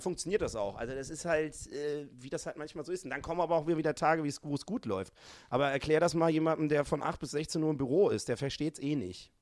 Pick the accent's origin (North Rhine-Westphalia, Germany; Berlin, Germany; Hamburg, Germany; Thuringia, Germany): Hamburg, Germany; ich komme ja aus Hamburg